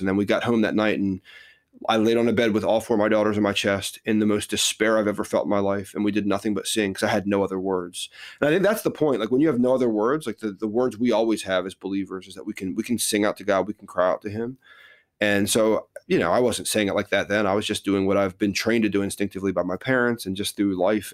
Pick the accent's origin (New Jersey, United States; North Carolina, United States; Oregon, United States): New Jersey, United States; moved away as an adult; also born or lived in Philadelphia; now in Texas, United States; born and raised in New Jersey